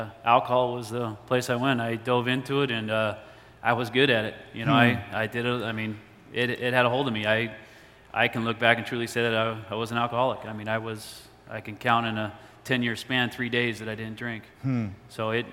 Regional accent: Tucson, Arizona, United States; I moved back home, which I'm from Tucson.

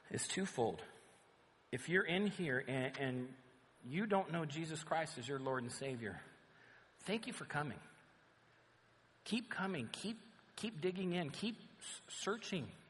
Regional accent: Southern California, United States; we're from Southern California

